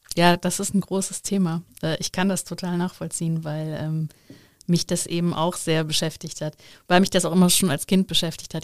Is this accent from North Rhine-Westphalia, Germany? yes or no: yes; Overath, North Rhine-Westphalia, Germany; ich bin auch sehr christlich aufgewachsen, sehr katholisch im Bergischen, im Dorf